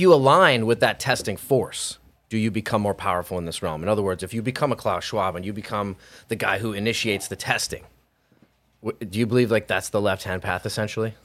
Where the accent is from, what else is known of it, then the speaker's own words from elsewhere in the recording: Hawaii, United States; also born or lived in California; now in Idaho, United States; I'm not from California. I'm from a small farm in Hawaii, which sounds even more glamorous, but it was very rural, very chill